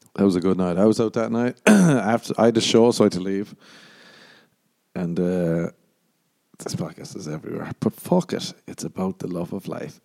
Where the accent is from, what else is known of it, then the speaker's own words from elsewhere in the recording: Ireland; moved away; growing up in Ireland